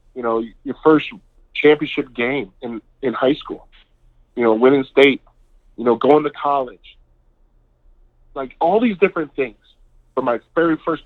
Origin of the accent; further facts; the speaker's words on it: Seattle, Washington, United States; I grew up in the inner city of Seattle. I mean, Rainier Beach High School